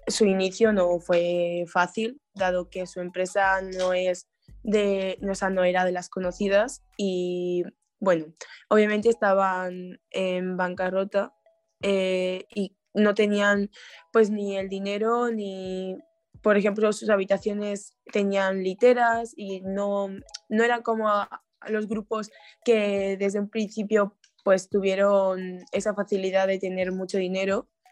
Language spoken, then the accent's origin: Spanish; Spain; soy de España